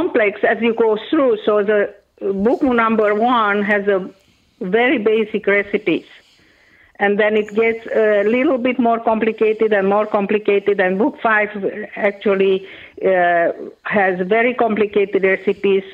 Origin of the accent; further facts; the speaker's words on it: Transylvania, Romania; first language Hungarian; English is a second language; moved away; I am originally from Romania. I was born in a very famous part of that country, which is called Transylvania